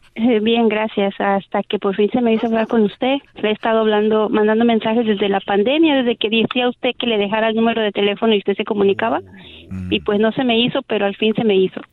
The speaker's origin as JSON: {"language": "Spanish", "country": "Mexico", "said": "yo soy mexicana"}